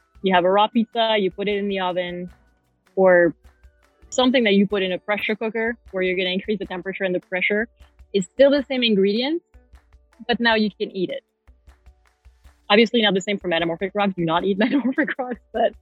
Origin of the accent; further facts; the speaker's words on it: Paris, Île-de-France, France; moved away as an adult; I'm from Paris, France, born and raised